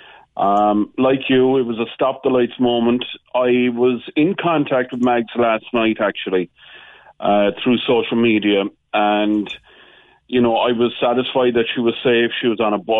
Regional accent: Ireland; we as Irish, we have been immigrants

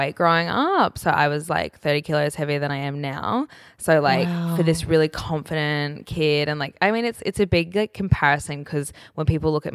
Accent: Brisbane, Queensland, Australia; I grew up in Brisbane

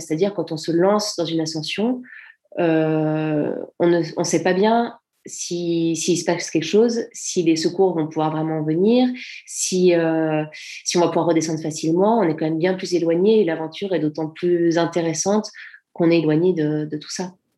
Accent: Servoz, Auvergne-Rhône-Alpes, France; j'ai pas grandi à Chamonix même, j'ai grandi à Servoz, donc c'est un petit village qui a à 10 minutes de Chamonix

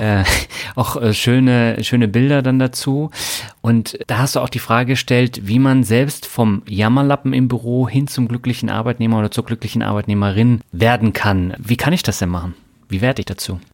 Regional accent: Germany; wir als Deutsche

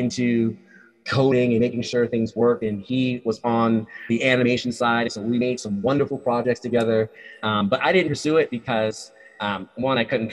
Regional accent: Rhode Island, United States; moved away as an adult; also born or lived in Nevada; I was born and raised in Rhode Island.

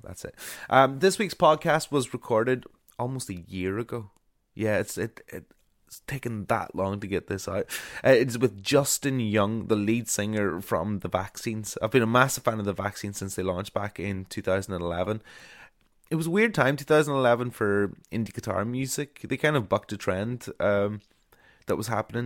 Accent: Ulmer, Northern Ireland, United Kingdom; my hometown of Ulmer

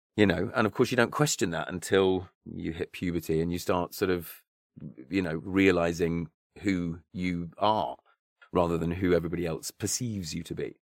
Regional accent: near Stratford-upon-Avon, Warwickshire, West Midlands, United Kingdom; grew up, uh, near Stratford upon Avon, um, and, uh, so in, in, in the West Midlands, Warwickshire, Shakespeare's County

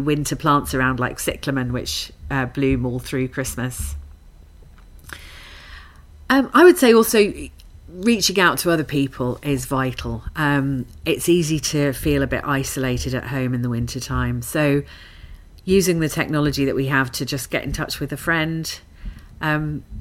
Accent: London, United Kingdom; moved away as an adult; now in Glasgow, United Kingdom; I'm actually a Londoner, as you can probably tell from my accent. And I've lived in Glasgow for a decade now

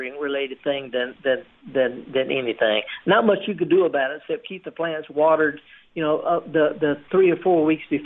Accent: the Mississippi Delta, United States; moved away; I'm from the Delta

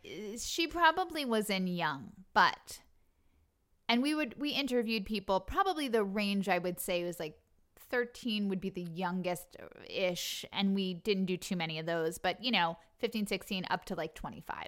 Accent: Long Island, New York, United States; I'm from Long Island

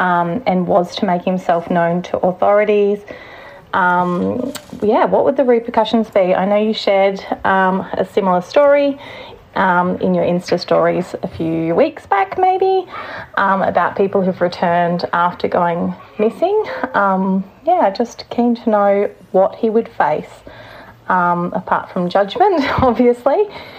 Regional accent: New South Wales, Australia; I'm from Northern New South Wales in Oz.

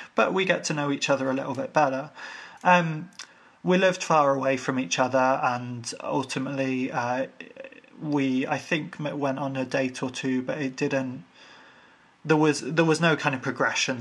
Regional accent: Ireland; I'm Irish

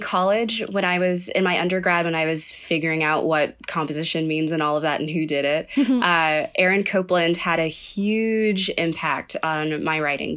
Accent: Sugar Land, Texas, United States; I am from Sugarland, Texas, and I grew up in kind of a musical tradition

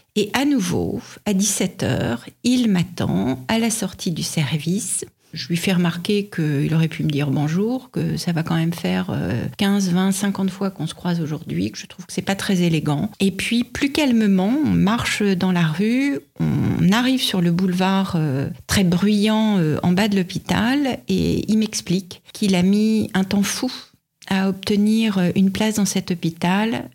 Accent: France; quand on vient de France

